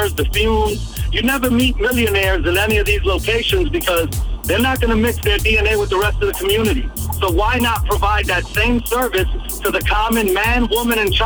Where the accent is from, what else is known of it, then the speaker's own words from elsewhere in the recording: New York City, New York, United States; I come from humble beginnings in Brooklyn, New York, a small area called Bushwick